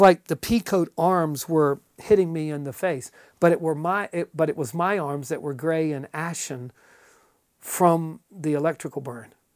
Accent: eastern North Carolina, United States; moved away; also born or lived in Cincinnati area; I grew up in eastern North Carolina

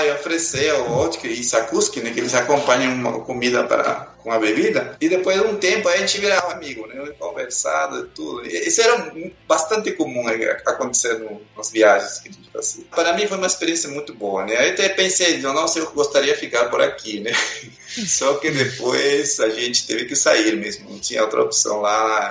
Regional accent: Peru; Portuguese is a second language; moved away as an adult; also born or lived in Lima, Peru / Soviet Union / Sweden; now in Brazil; eu nasci no Peru, lá no interior do Peru, lá nos Andes, e de lá eu saí com 12 anos para a capital Lima.

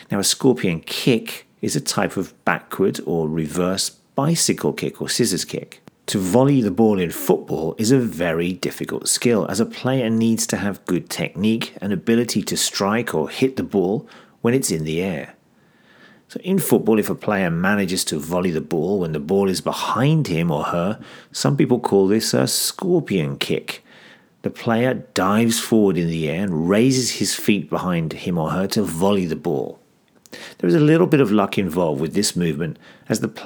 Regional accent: Greece; I'm from Greece. My favorite team is Olympiacos, and you're listening to languagecaster.com.

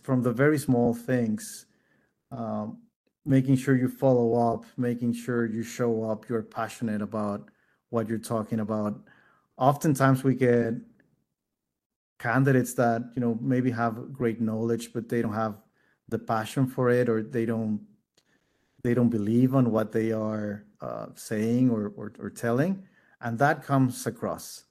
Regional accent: Mexico City, Mexico; also born or lived in Netherlands; being born and raised in Mexico City

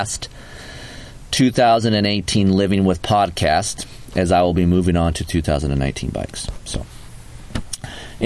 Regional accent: United States; We're American

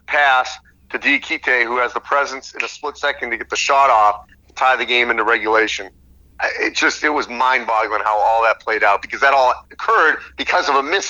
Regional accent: New England, United States; I'm from New England, and I went to a Big Ten school.

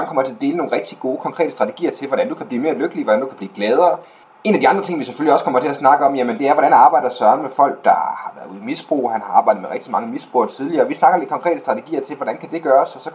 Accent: Jutland, Denmark; på godt jysk, øh, hvor jeg kommer fra

